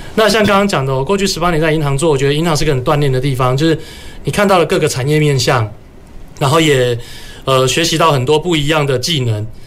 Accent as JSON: {"language": "Chinese", "region": "Kaohsiung", "country": "Taiwan", "tie": "born or raised there", "said": "我是高雄出生的"}